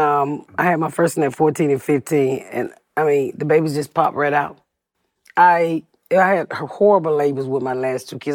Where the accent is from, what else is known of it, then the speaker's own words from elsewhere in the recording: Atlanta, Georgia, United States; moved away; also born or lived in Plainfield, Indiana; I'm from Atlanta. I'm from the South